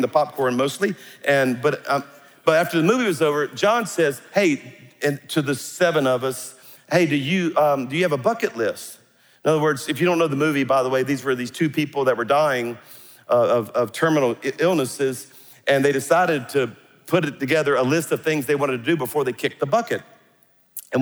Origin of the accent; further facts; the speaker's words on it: South Louisiana, United States; I'm a Cajun from South Louisiana